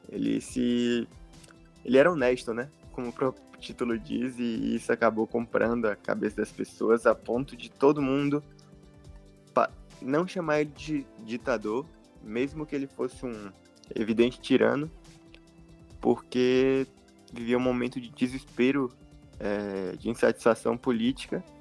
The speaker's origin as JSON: {"language": "Portuguese", "town": "Salvador", "region": "Bahia", "country": "Brazil", "said": "É, eu sou baiano, de Salvador. Tenho 25 anos"}